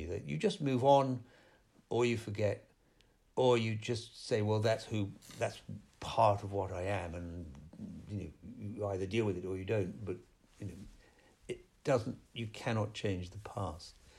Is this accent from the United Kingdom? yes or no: yes; United Kingdom; growing up in Britain